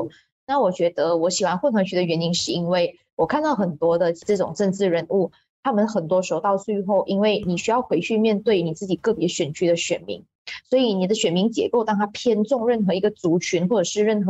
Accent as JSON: {"language": "Chinese", "region": "Penang", "country": "Malaysia", "said": "那第二是主要是因为我本身是槟城人，所以当党中央有讲说，哎，有没有想要回槟城竞选的时候，其实我是相当乐意的。"}